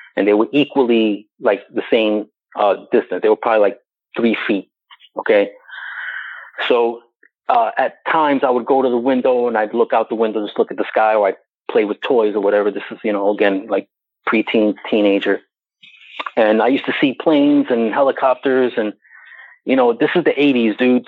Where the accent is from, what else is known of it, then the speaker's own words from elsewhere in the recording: New York City, New York, United States; I was born and raised in New York City